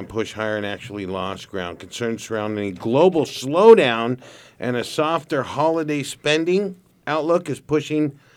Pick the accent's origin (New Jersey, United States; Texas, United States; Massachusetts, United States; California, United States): California, United States; Santa Barbara; We're homegrown, born and raised in Santa Barbara